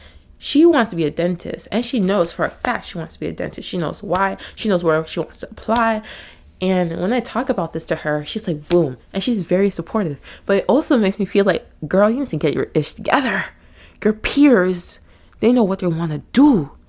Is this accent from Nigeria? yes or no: yes; Nigeria; I say all this to say I'm Nigerian, okay? Full-blood Nigerian.